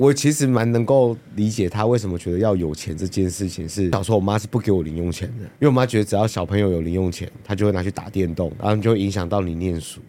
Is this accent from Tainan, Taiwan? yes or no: no; Yilan County, Taiwan; 他们基本上就是都是，都是以兰在地人嘛